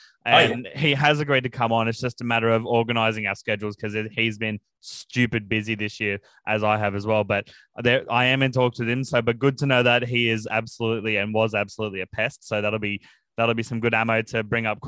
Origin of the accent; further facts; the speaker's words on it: Brisbane, Queensland, Australia; I was born in Brizzy